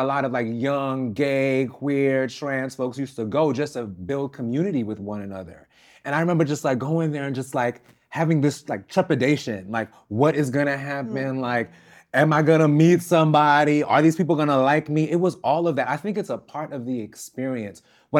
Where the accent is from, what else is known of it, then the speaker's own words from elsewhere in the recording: New York, United States; growing up in New York in particular, it was kind of like it was homo thug era.